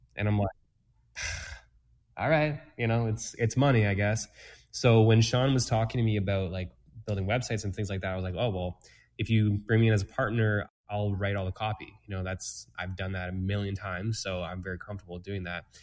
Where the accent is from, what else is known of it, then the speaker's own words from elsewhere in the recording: Toronto, Ontario, Canada; moved away as an adult; now in Peterborough, Canada; I'm not originally from Peterborough, um, from the GTA. So I moved here